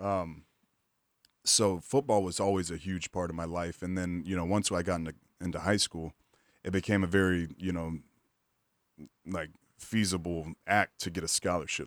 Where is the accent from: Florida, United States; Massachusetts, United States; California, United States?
Florida, United States; Pensacola; I grew up in Pensacola, Florida